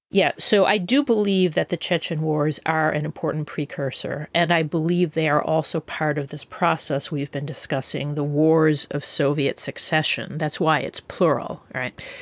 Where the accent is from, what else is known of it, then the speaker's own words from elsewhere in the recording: United States; speaking as an American